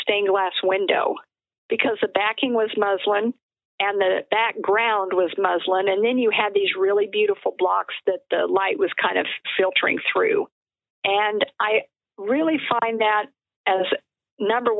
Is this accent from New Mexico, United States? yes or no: yes; Albuquerque, New Mexico, United States; also born or lived in Dodge City, Kansas / St. Louis, Missouri; I have lived pretty much in New Mexico my entire life. And I think it's probably one of the most beautiful and most diverse states here in the U.S. And I'm really glad that this was where I was raised